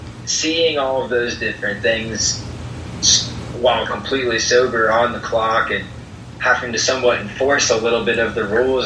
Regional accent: Rockford, Illinois, United States; born there; also born or lived in Maysville, Kentucky / Valparaiso, Indiana / Florence, Kentucky; so I was born in Rockford, and then I moved to Maysville, Kentucky, which is eastern-ish. And from there, I moved to Valparaiso, Indiana.

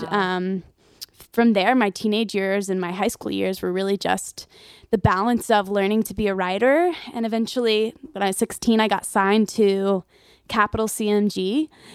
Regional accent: Nashville, Tennessee, United States; I'm born and raised in Nashville

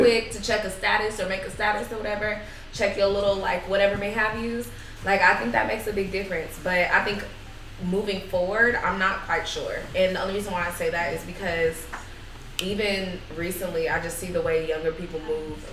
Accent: Bay Area, California, United States; growing up in Bay Area

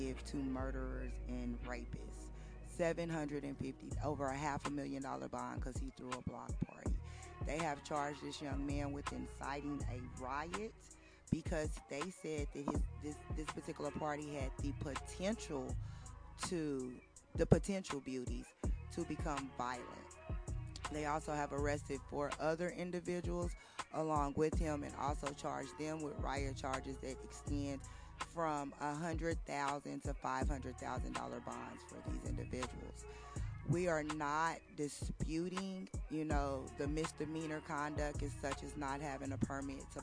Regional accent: Oklahoma City, Oklahoma, United States; I'm right here from OKC

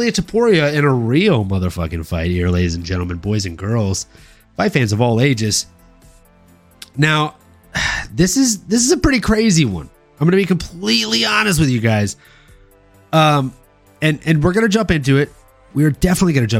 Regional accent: Louisiana, United States; moved away as an adult; now in San Jose, United States; Growing up in Louisiana

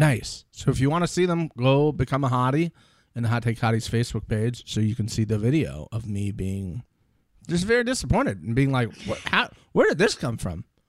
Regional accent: United States; I'm American

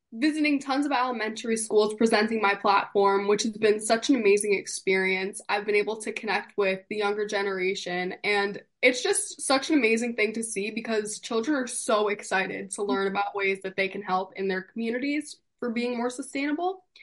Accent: East Fishkill, New York, United States; I'm from East Fishkill, New York

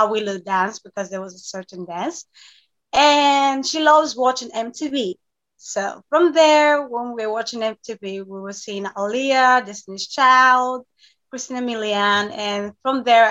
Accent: Thessaloniki, Central Macedonia, Greece; I was born and raised in Greece.

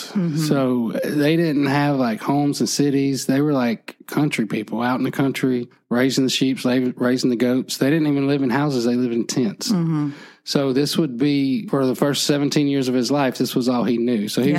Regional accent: Phenix City, Alabama, United States; I grew up in Phoenix City

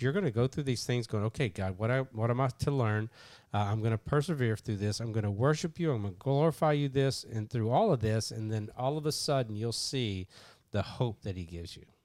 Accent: Kentucky, United States; I'm from Kentucky

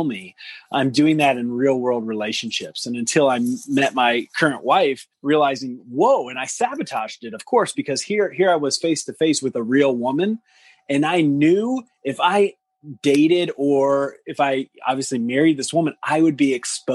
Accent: Deep South, United States; growing up in the South, in the deep South

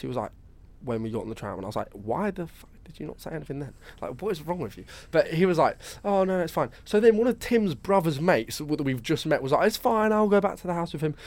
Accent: Brighton, South East England, United Kingdom; I'm from Brighton

